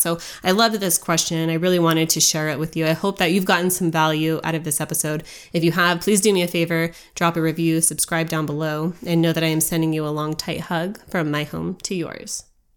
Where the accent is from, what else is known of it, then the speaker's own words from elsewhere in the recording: United States; the birthright that we were given as Americans